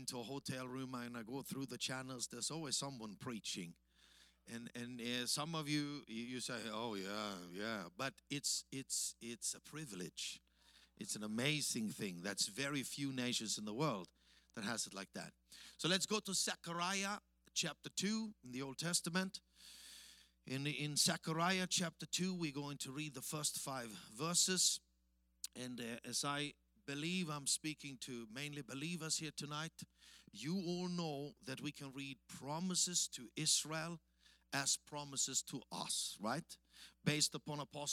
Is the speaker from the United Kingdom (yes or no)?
no; Austria; accent: Austrian-German; English is a second language; moved away as an adult; also born or lived in Africa; it's the Austrian-German accent you hear